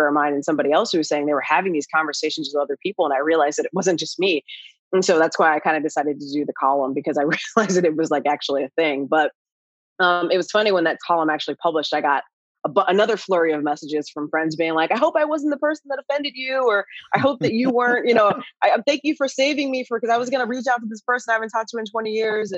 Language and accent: English; Ohio, United States; moved away as an adult; also born or lived in Indianapolis, Indiana; now in Los Angeles, United States; I grew up in Ohio.